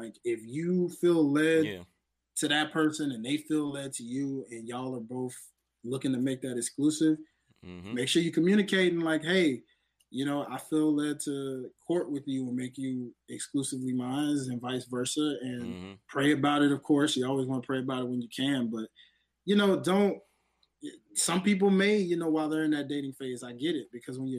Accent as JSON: {"language": "English", "region": "the South", "country": "United States", "tie": "born or raised there", "said": "even though I was raised in the South, I got a little bit of the North in me a little bit, you know, shout out to York, PA, where my pops lives"}